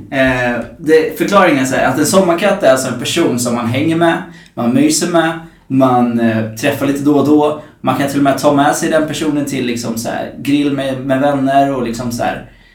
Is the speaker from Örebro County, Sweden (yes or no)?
no; Norrköping, Östergötland, Sweden; now in Stockholm, Sweden; jag kommer från Norrköping